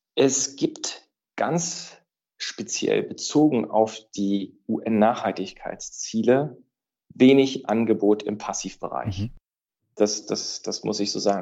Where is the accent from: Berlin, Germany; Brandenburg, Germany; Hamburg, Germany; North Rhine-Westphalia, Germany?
Berlin, Germany; moved away as an adult; now in Frankfurt, Germany; meine Heimat, das ist die für mich tollste Stadt